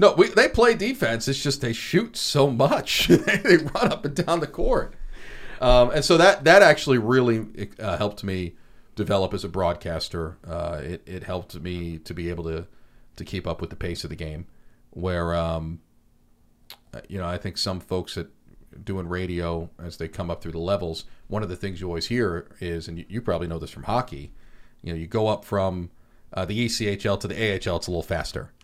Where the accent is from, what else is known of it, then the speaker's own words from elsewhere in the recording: Long Island, New York, United States; growing up on Long Island, I was a sports junkie